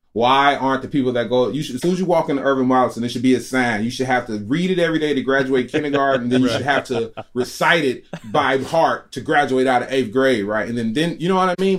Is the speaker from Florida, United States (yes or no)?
no; Chicago, Illinois, United States; I'm a Chicagoan